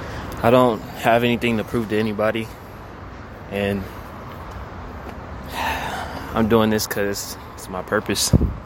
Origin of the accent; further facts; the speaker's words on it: Charlotte, North Carolina, United States; West Charlotte, on Sunset. I grew up on Sunset Road.